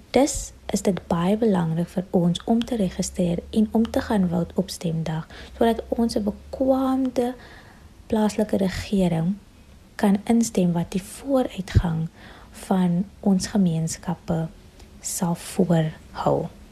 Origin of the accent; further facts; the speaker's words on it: Paarl, Western Cape, South Africa; ek is van die Parel.